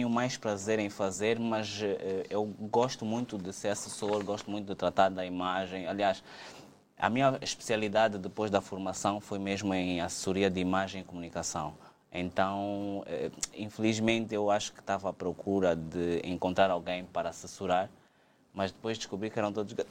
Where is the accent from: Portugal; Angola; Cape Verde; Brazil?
Angola; A, a, nossa vida enquanto angolanos aqui é tão complicada, tão desgastante